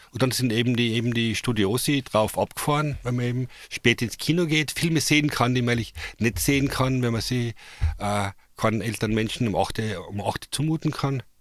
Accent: Carinthia, Austria; ich bin ja Kärntner.

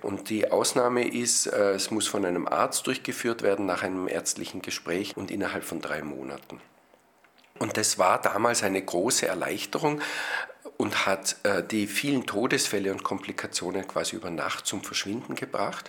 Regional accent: Austria; Bei uns in Österreich

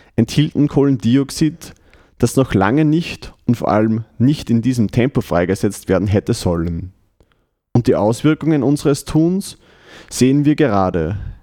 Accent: Windhaag bei Freistadt, Upper Austria, Austria; Die Musik kommt heute aus Windhag, die habe ich quasi aus meiner Heimatgemeinde mitgebracht

